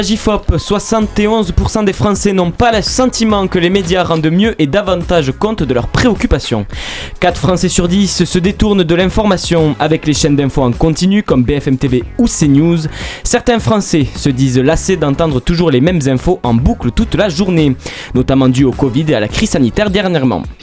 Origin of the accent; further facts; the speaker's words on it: France; Pourtant, on est français, on a le droit de donner notre avis.